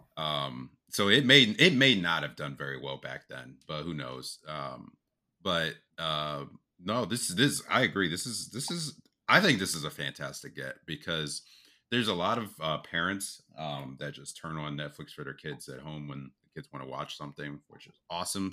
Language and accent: English; United States; we're from the States